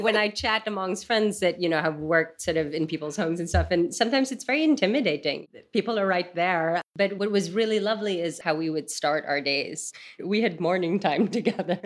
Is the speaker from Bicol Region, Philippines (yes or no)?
no; Manila, Metro Manila, Philippines; moved away; I grew up in Manila